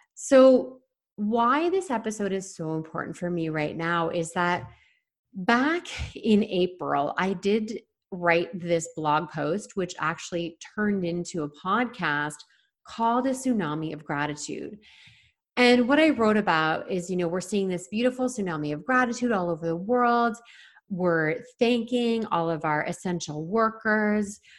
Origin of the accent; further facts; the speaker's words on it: Toronto, Ontario, Canada; now in Vancouver Island, Canada; I'm from the Toronto area